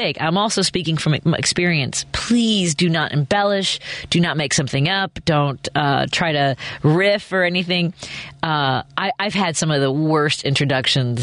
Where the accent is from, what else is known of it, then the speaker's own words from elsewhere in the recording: Chicago, Illinois, United States; I was from Chicago